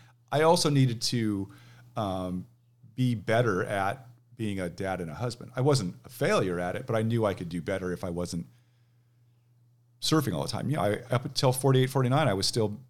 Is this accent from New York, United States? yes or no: no; Manhattan Beach, California, United States; now in Seattle, United States; So I grew up in Manhattan Beach.